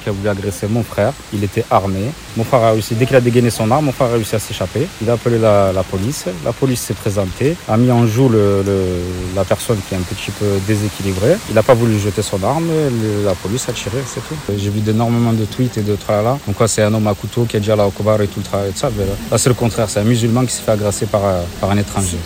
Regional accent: Avignon, Provence-Alpes-Côte d'Azur, France; On est né à Montfavet, on a grandi à Montfavet. Ça fait 30 ans qu'on vit ici.

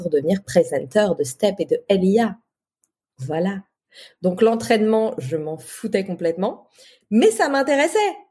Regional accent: Toulouse, Occitania, France; now in Paris, France; C'est pour ça que je suis partie de Toulouse pour venir à Paris.

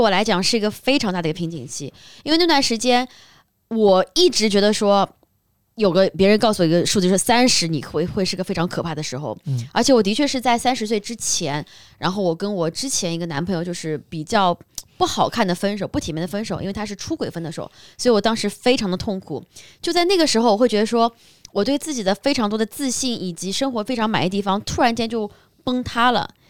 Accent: Shanghai, China; 像我是在上海长大的

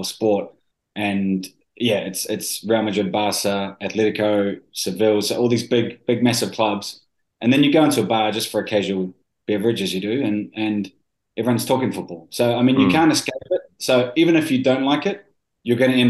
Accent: New Zealand; I am a Kiwi. I grew up in New Zealand.

